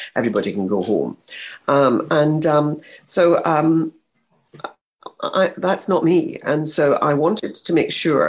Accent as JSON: {"language": "English", "region": "Scotland", "country": "United Kingdom", "moved": "yes", "said": "I came from Scotland. I wasn't even English."}